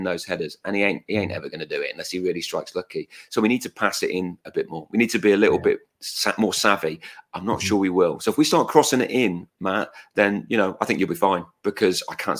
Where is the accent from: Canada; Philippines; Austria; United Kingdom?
United Kingdom; Shrewsbury, West Midlands; now in Berkshire, United Kingdom; I'm from Shrewsbury.